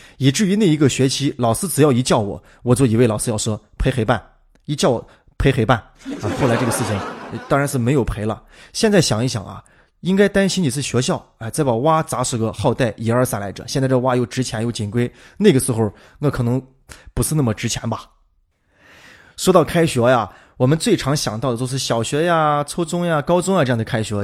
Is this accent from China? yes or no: yes; Shaanxi, China; also born or lived in Guangdong; 咱们陕西人